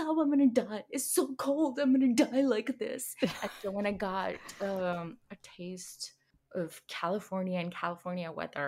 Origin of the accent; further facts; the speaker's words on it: Ludhiana, Punjab, India; first language Hindi; English is a second language; moved away as an adult; now in South San Francisco, United States; And I come from a city, an industrial town in Punjab called Ludhiana. Okay. And yeah, that's where I was born and raised. And now I'm here.